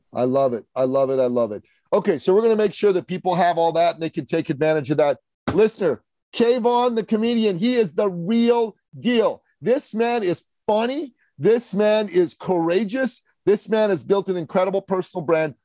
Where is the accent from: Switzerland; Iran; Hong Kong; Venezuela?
Iran; moved away; I'm a Christian from Iran. Growing up in Iran, being a Christian